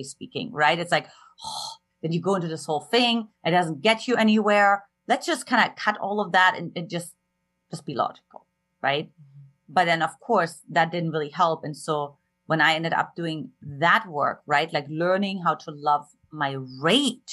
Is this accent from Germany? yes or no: yes; eastern Germany, Germany; moved away; I grew up in Eastern Germany and an emotionally absent household